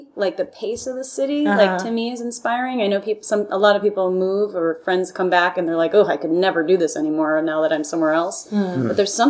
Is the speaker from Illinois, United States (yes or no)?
yes; Evanston, Illinois, United States; now in New York, United States; where I grew up in Evanston, it's like wide cities. It's like a wide city. It's a clean city.